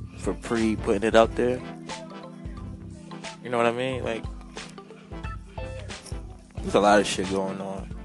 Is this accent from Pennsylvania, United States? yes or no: yes; Philadelphia, Pennsylvania, United States; I was raised up in West Philly